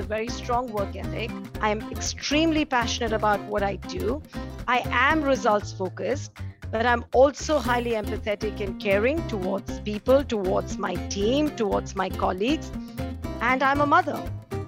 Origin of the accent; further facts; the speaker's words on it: India; when I grew up in India